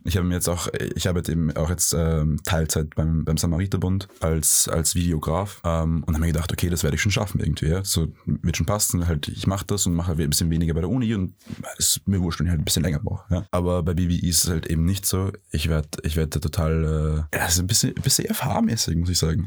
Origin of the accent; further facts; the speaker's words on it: Vienna, Austria; Ich bin, ich bin also gebürtiger Wiener. Mhm. Ich bin halb Wiener, ähm, aber auch äh, halb Ägypter